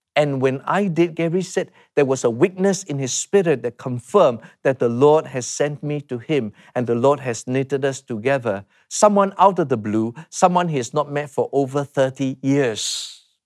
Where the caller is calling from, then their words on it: Singapore; I'm calling from Singapore